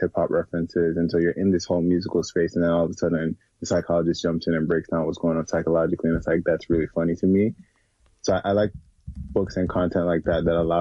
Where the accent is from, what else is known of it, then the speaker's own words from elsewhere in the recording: Jamaica; now in United States; I was born and raised in Jamaica and I grew up around Black people.